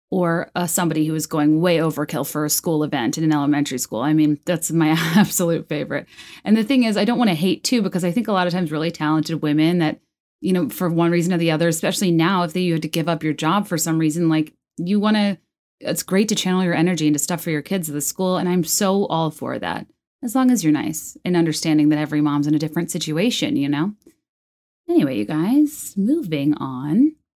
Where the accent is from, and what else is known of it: Virginia, United States; born or raised there; moved away as an adult; also born or lived in New York / San Francisco / Chicago